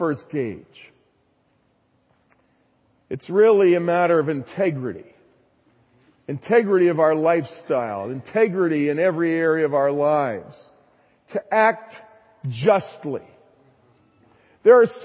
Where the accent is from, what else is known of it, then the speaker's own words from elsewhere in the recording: New Jersey, United States; I was raised in New Jersey, so I have kind of a strong, emphatic tone to my voice